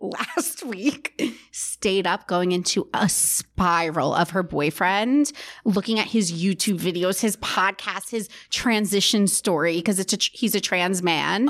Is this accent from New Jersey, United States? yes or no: yes; New Jersey, United States; they're from my hometown